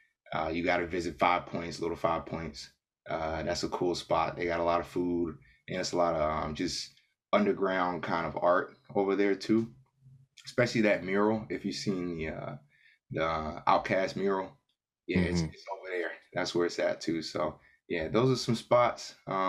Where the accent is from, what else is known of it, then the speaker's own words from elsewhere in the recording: Atlanta, Georgia, United States; Yeah, born and raised.